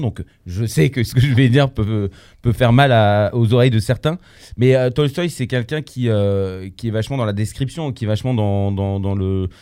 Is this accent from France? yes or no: no; Poland; Je suis polonais